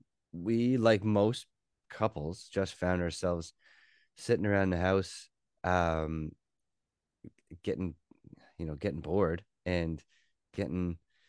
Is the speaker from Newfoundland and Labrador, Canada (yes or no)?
yes; Newfoundland and Labrador, Canada; We are both from Newfoundland, but her family moved to Nova Scotia when she was in university. So a lot of her family is here